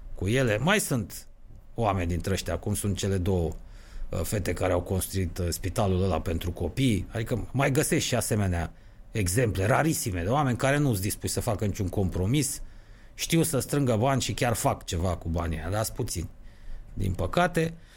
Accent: Romania

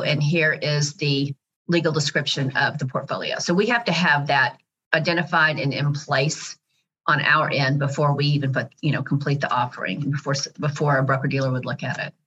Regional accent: Dallas, Texas, United States; So I'm actually a native Dallasite, second generation

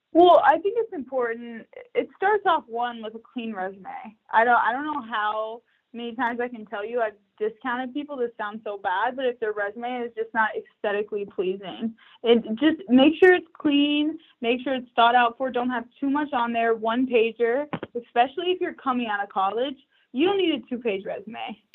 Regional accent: Texas, United States; born or raised there; moved away as an adult; also born or lived in New York

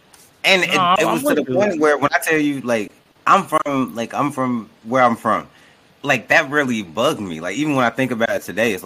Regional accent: Chicago, Illinois, United States; moved away as an adult; now in Ohio, United States; I'm from Chicago, and it's like I don't care where I live. Like I've been in Ohio for 3 years. I'm from Chicago.

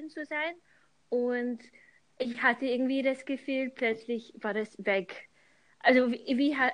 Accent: London, United Kingdom; German is a second language; moved away as an adult; now in Vienna, Austria; Ich bin ursprünglich aus, aus London, aber ich wohne äh, seit äh, fast zehn Jahren in Wien

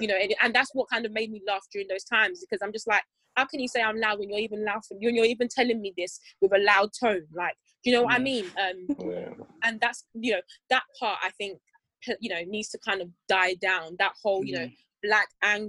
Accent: Nigeria; It's because we're black and we're Nigerian, for example.

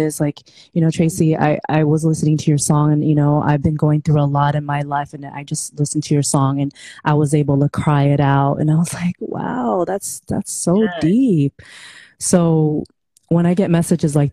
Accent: Philippines; moved away; I was born in the Philippines

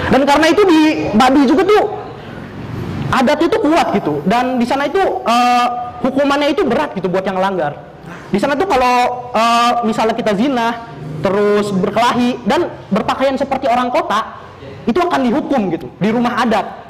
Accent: Pandeglang, Banten, Indonesia; dari Pandeglang, Banten. Gua dari Banten juga

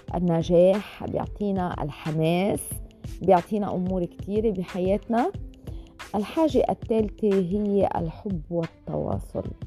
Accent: Lebanon; أنا من لبنان

